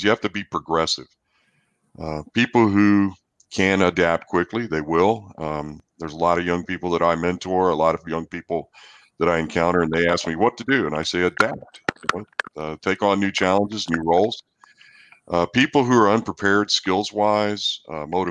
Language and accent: English; New Zealand; now in College Station, United States; I'm also a New Zealander, and my family's 10,000 miles away